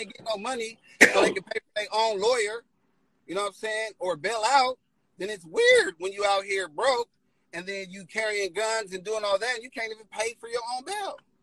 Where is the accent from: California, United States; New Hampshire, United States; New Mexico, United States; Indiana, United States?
California, United States; San Diego; I'm from the East